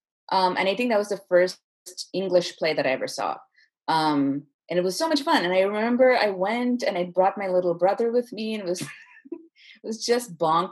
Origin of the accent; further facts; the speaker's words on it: Chennai, Tamil Nadu, India; also born or lived in Bay Area, United States / Singapore; We moved around a lot when I was little, so I was born in the Bay Area, but then we moved to Singapore and then we moved to India. And I mostly grew up in Chennai, where my parents are from.